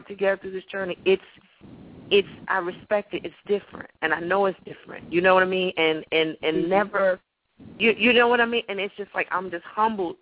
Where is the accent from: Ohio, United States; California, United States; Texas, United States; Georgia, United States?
Georgia, United States; Atlanta; I'm from Atlanta, so, you know, I'm here in this heat